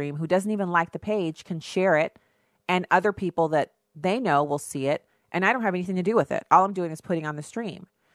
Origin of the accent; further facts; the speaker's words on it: United States; I'm an American